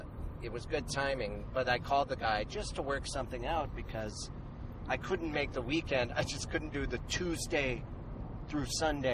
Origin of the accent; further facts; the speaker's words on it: Missoula, Montana, United States; moved away; in Missoula, Montana, my hometown.